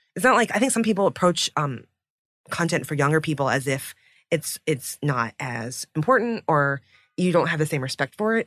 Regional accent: United States; as a child of immigrants because, you know, growing up in America

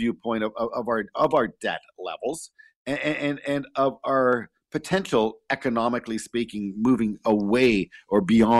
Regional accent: Canada; as a Canadian

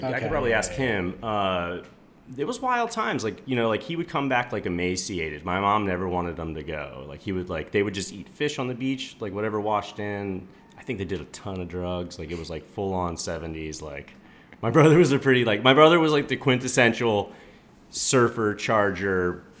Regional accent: Ocean City, New Jersey, United States; So I grew up in Ocean City, New Jersey, which is like a 7 mile long island off the coast of New Jersey.

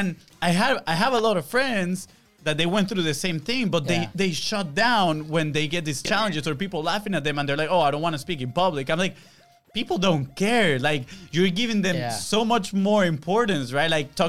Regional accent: Venezuela; first language Spanish; English is a second language; moved away as an adult; we grew up in Venezuela, right? Our first language is Spanish, and we came here for college

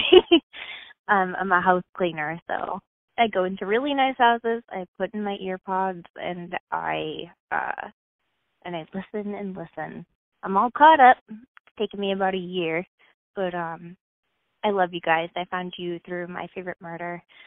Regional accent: Massachusetts, United States; I'm from Massachusetts

